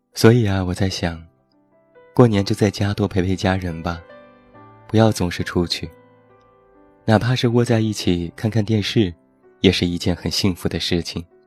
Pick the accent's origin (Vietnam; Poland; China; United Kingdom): China; Taiyuan, Shanxi; 现在在我的家乡山西太原